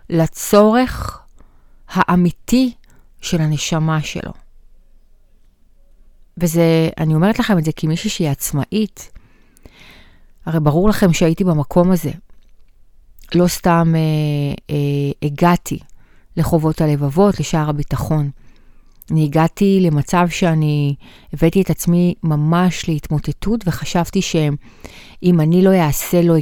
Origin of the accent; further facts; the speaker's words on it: Bat Yam, Tel Aviv District, Israel; now in Gan Yavne, Israel; עכשיו, אני לא מיבנה, לא מכירה את יבנה, אני גרה בגן יבנה, גדלתי בבת ים, הייתי בבאר שבע.